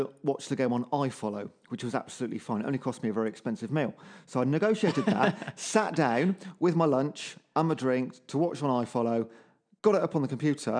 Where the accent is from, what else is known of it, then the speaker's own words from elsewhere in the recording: Cheltenham, South West England, United Kingdom; I'm from Cheltenham, so it's not far away from where I live anyway.